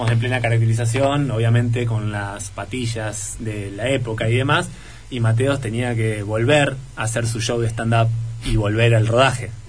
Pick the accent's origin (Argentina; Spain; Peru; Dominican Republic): Argentina; Entre Ríos; accent: not very Entre Ríos; Entonces, hasta incluso yo tengo una tonada muy poco entrerriana